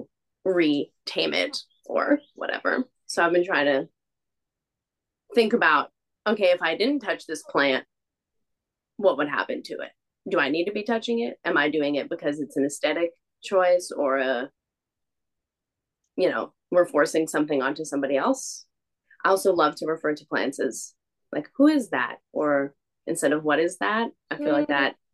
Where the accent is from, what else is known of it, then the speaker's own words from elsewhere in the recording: West Coast, United States; moved away as an adult; now in Philadelphia, United States; being from the West Coast